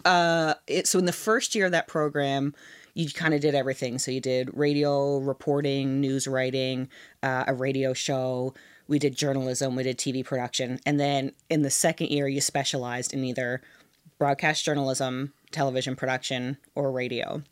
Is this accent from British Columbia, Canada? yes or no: no; St. John's, Newfoundland and Labrador, Canada; moved away; I'm from Saint John's